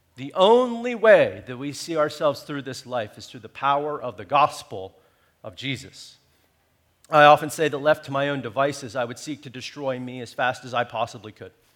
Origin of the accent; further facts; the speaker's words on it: United States; being American